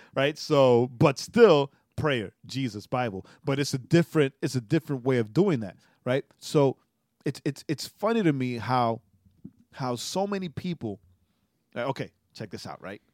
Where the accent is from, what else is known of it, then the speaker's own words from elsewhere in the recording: New York, United States; as a New Yorker